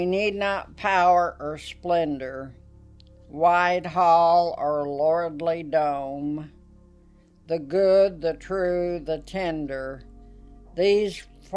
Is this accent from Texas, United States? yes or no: yes; Amarillo, Texas, United States; also born or lived in Colorado; I was born in Amarillo, Texas